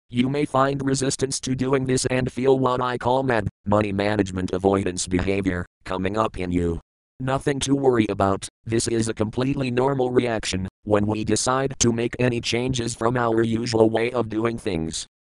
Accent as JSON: {"language": "English", "country": "South Africa", "tie": "born there", "said": "I was born in South Africa, a twin and the fifth of six children"}